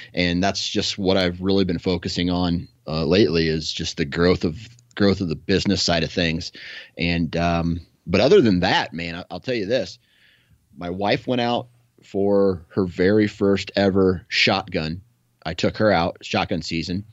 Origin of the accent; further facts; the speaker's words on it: Iowa, United States; I come from Iowa, right? So, I just see cornfields